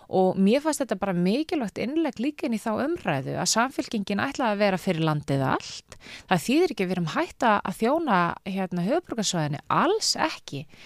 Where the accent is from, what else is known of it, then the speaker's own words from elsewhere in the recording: Reykjavík, Capital Region, Iceland; ég er alveg upp í Reykjavík og þó ég hef búið viða um heim, það hef ég hverki búið annar starf landinu en í Reykjavík